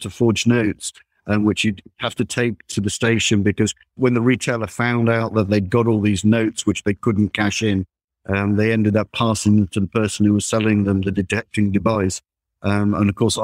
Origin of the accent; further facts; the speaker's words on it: Derbyshire, East Midlands, United Kingdom; also born or lived in Warminster, Wiltshire; I grew up in Derbyshire, and I did some studying down in Warminster in Wiltshire, and then moved back up to Derbyshire